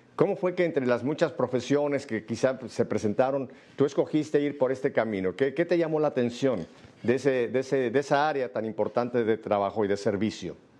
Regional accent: Mexico; now in Miami, United States; en Miami la minoría somos los mexicanos

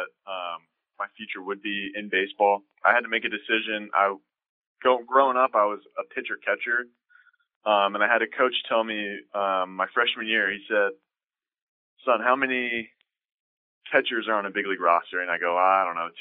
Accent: San Diego, California, United States; moved away as an adult; growing up in San Diego, I was a huge Padre fan

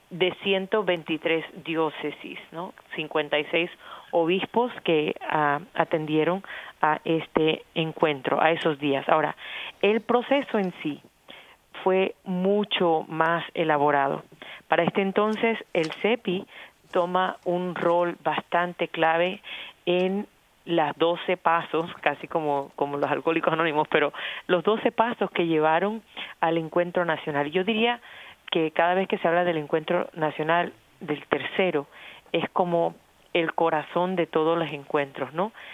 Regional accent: Colombia; now in United States; Cuando yo vivo aquí, dejo ya de ser completamente colombiana. Nunca lo voy a dejar de ser

